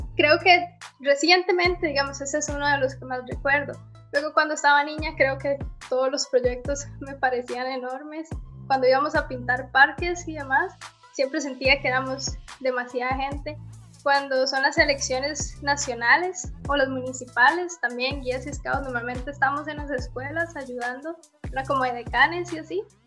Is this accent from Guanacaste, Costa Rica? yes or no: no; Sabanilla, San José, Costa Rica; Nosotros vivíamos en casi que la última finca que quedaba en Sabanilla.